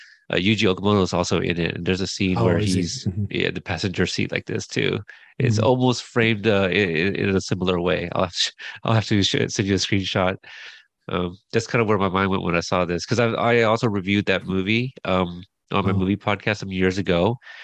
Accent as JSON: {"language": "English", "country": "United States", "said": "being Asian American, and my parents, I'm a son of immigrants"}